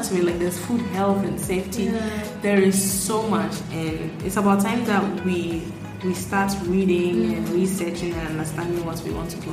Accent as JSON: {"language": "English", "area": "Madina and Adenta", "region": "Greater Accra", "country": "Ghana", "tie": "born or raised there", "said": "I grew up at between Medina and Adenta"}